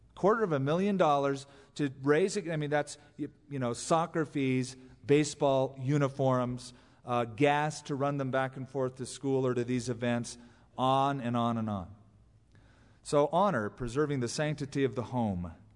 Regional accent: California, United States; now in Albuquerque, United States; as a Californian

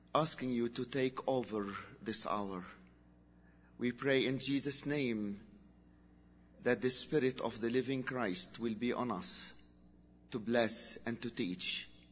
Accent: Lebanon; in Lebanon we are a free country

